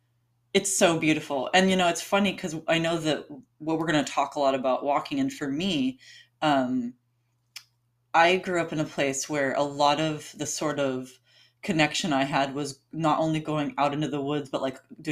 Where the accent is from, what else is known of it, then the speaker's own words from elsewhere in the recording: Alaska, United States; moved away as an adult; also born or lived in Hawaii; now in Portland, United States; growing up in Alaska